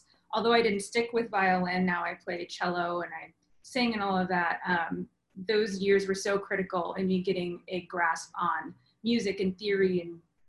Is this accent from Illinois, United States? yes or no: yes; Chicago, Illinois, United States; I grew up in Chicago